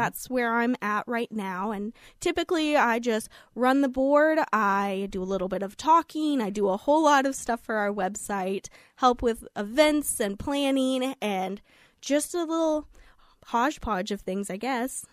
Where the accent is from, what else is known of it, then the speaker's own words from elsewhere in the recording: Fair Grove, Missouri, United States; I grew up in Fairgrove